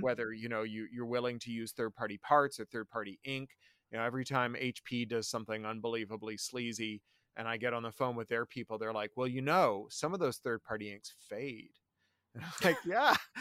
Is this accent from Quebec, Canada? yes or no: no; Toronto, Ontario, Canada; also born or lived in Central America / San Francisco / London; now in Burbank, United States; I, I grew up in Toronto. Uh, then I lived in Central America and San Francisco, then in London, became a British subject citizen. Uh, now I live just outside of Los Angeles in Burbank.